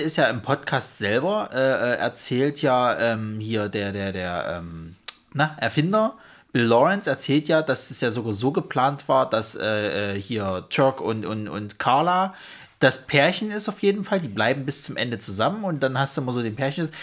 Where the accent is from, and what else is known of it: Saxony, Germany; accent: Saxon